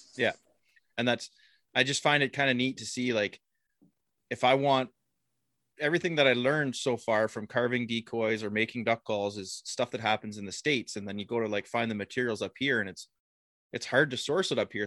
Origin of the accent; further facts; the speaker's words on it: Kincardine, Ontario, Canada; I'm from Kincardine